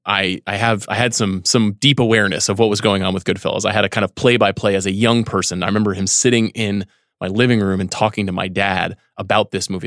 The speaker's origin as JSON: {"language": "English", "area": "Long Island", "region": "New York", "country": "United States", "tie": "born or raised there", "said": "Growing up in New York on Long Island"}